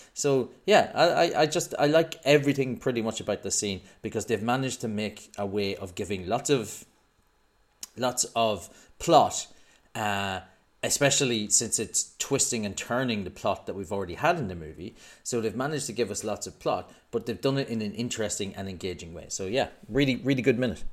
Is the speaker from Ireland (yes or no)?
yes; Ireland; now in United Kingdom; I'm also Irish